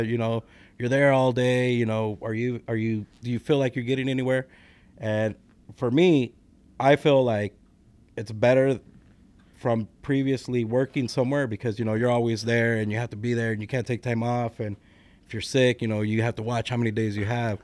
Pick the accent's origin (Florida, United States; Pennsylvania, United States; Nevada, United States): Nevada, United States; Las Vegas; moved away as an adult; also born or lived in California; now in Lombard, United States; I was born in California, but I was raised in, uh, Las Vegas, Nevada